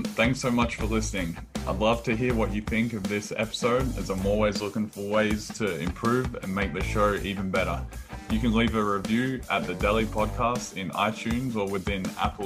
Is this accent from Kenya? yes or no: no; Australia; now in United States; growing up in Australia